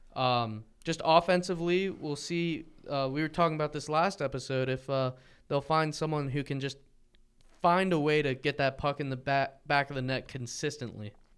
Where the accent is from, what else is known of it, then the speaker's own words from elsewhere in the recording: near Arcadia / Hatfield area, Pennsylvania, United States; over near m, my hometown.